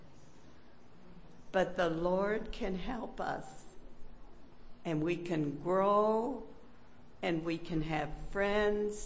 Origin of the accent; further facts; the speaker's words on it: Pennsylvania, United States; Growing up in the hills of Pennsylvania